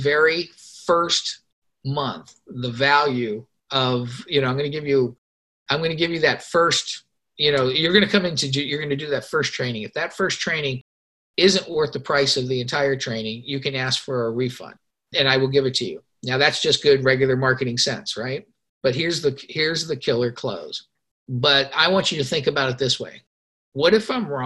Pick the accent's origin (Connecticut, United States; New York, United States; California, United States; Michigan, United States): California, United States; Los Angeles; I grew up in Los Angeles